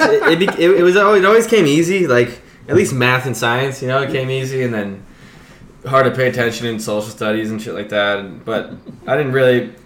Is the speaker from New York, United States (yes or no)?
yes; Point Lookout, New York, United States; also born or lived in North Shore, Oahu, Hawaii; I grew up in a town called Point Lookout, which is right next to it, but it's the same barrier island